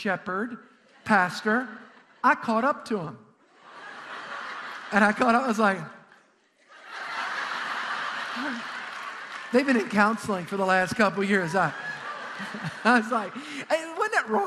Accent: South Louisiana, United States; I grew up in South Louisiana

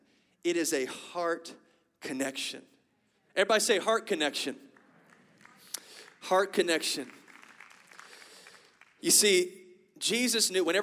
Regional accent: Lafayette, Louisiana, United States; And I have a Cajun family. I'm from Lafayette, Louisiana, y'all. So I got a Cajun family, okay? And you might not be able to hear my strong accent right now.

